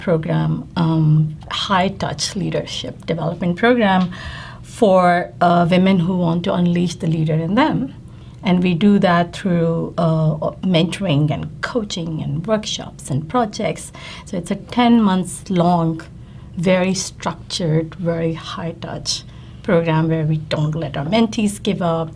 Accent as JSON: {"language": "English", "country": "India", "moved": "yes", "lives_now": "New York, United States", "said": "I'm Indian, so I love to see Indian shows"}